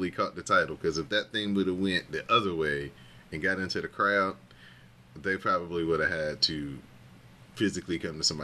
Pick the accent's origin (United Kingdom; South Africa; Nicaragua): United Kingdom; Just because I'm British, and now you got to lump me in with these two.